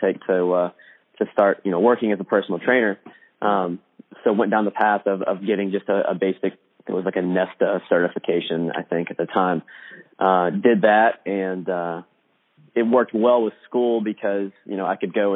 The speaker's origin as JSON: {"language": "English", "region": "Indiana", "country": "United States", "tie": "born or raised there", "said": "came back to a local extension of Indiana University, which was just about 20 miles away from my hometown"}